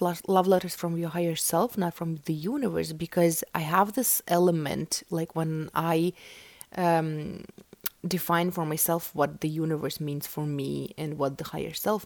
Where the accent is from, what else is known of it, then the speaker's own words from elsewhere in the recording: Russia; English is a second language; I was born in Russia